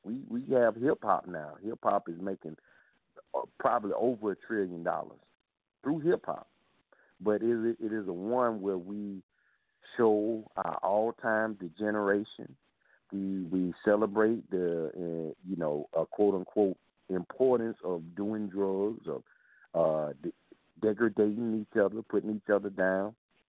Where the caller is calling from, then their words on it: South Carolina, United States; I'm calling from South Carolina.